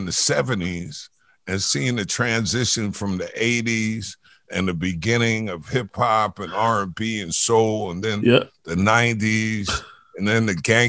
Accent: New York City, New York, United States; I grew up in Jamaica, Queens.

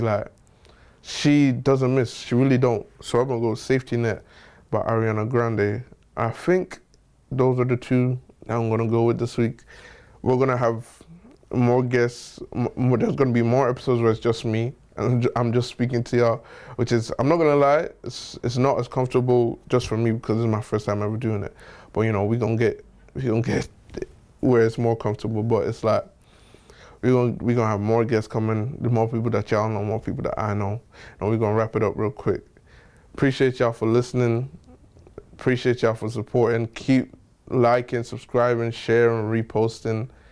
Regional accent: Nigeria; So I'm Nigerian

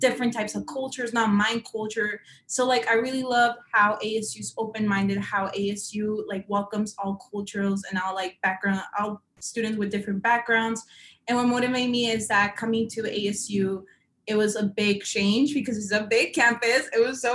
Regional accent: San Luis, Arizona, United States; moved away as an adult; also born or lived in Tempe, Arizona; I come from San Luis, Arizona, which is a really small town from I'm a border town area.

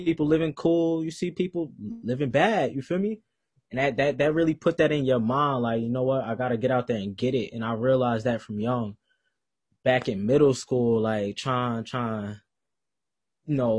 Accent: New Jersey, United States; moved away as an adult; now in Greensboro, United States; I'm from New Jersey.

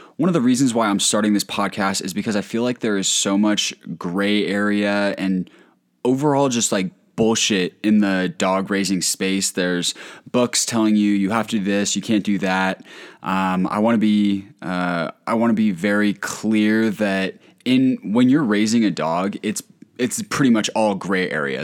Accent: Colorado, United States; I'm from Colorado

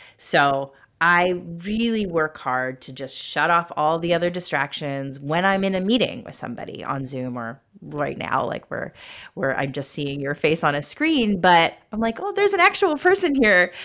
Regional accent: United States; I was growing up in America

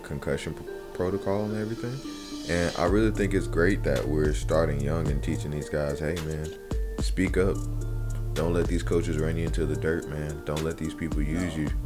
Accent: Winston-Salem, North Carolina, United States; the kind of environment we grew up in Winston-Salem

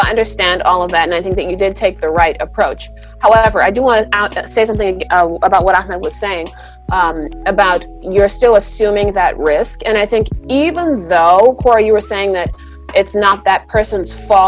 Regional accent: Deep South, United States; And this is what I've been taught my whole life growing up. I'm from the Deep South, and my grandparents have taught us this

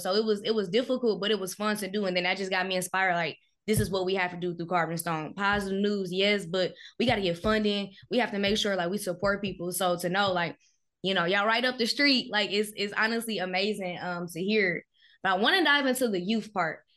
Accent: Milwaukee, Wisconsin, United States; I'm from Milwaukee

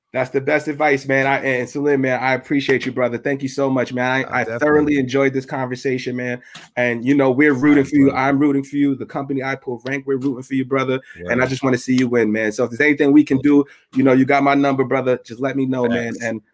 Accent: New York City, New York, United States; from Evander Childs High School in the Bronx.

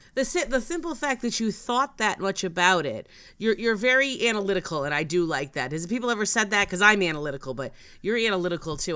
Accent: Connecticut, United States; I'm from Connecticut

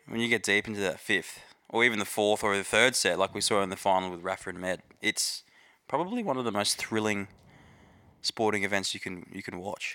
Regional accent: Australia; as an Aussie

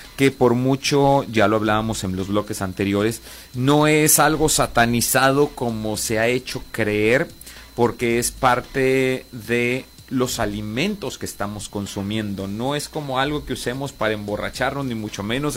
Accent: Coahuila, Mexico; somos de aquí de Coahuila

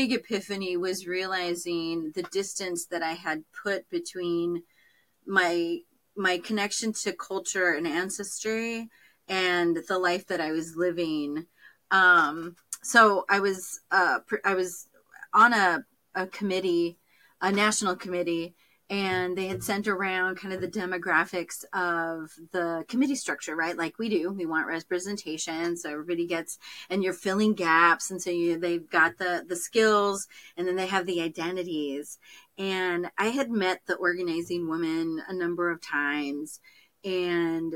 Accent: California, United States; I was born in California.

